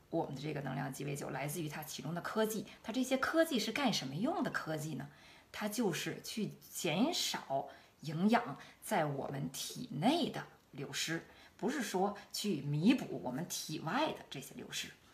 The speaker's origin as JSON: {"language": "Chinese", "region": "Beijing", "country": "China", "also_born_or_lived": "Shanghai / Hanover, Germany", "moved": "as an adult", "lives_now": "Germany", "said": "我来自北京"}